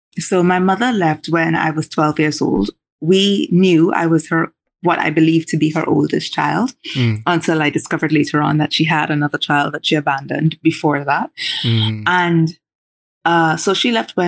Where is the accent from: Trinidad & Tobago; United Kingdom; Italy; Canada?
Trinidad & Tobago; Diego Martin; moved away; I grew up in Diego Martin, I grew up in Covin Road